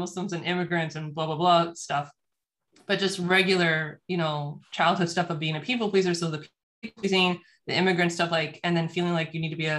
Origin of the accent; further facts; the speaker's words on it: United States; I'm in the US, born and raised in the United States